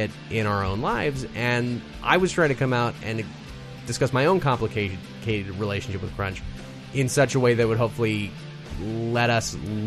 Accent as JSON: {"language": "English", "region": "the South", "country": "United States", "also_born_or_lived": "Berlin", "said": "I'm from the South. Food is a very, very big part of our upbringing."}